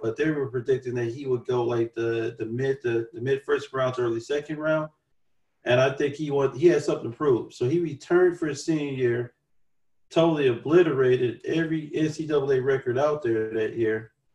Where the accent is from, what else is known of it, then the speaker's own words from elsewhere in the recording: Chicago, Illinois, United States; being a Chicagoan